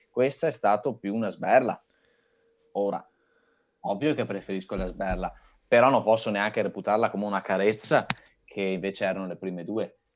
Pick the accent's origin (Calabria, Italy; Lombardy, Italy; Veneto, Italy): Lombardy, Italy; Brescia; Io sono di Brescia.